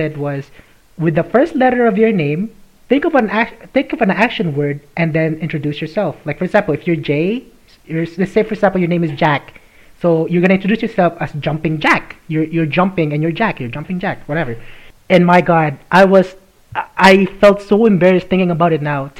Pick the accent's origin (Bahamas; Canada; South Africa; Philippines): Philippines; I'm Filipino.